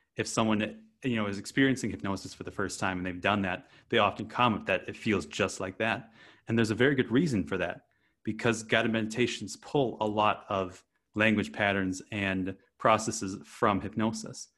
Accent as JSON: {"language": "English", "region": "Wisconsin", "country": "United States", "tie": "born or raised there", "moved": "as an adult", "said": "I grew up in Wisconsin, of all places, on a rural dairy farm"}